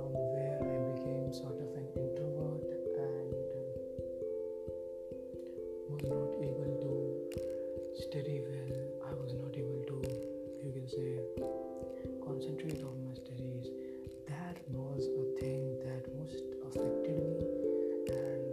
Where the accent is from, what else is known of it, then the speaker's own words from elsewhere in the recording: Vadodara, Gujarat, India; I am from India. In India there is a state named Gujarat, and in Gujarat I am from Vadodara